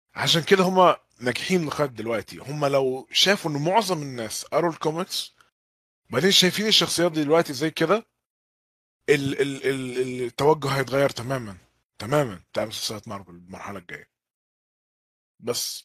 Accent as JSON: {"language": "Arabic", "country": "Egypt", "also_born_or_lived": "Jeddah", "said": "أنا شخصياً كمصري"}